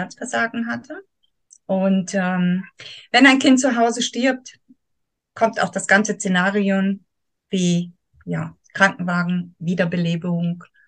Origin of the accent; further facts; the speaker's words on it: Soest, North Rhine-Westphalia, Germany; moved away as an adult; now in Thurgau, Switzerland; Ich mhm. komme ursprünglich aus Soest